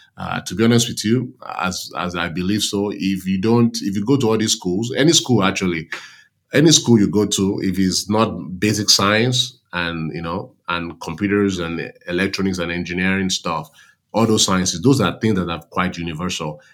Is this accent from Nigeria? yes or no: yes; Nigeria; moved away as an adult; also born or lived in New York; now in United States; I grew up in Nigeria whereby you have multiple, multiple ethnic groups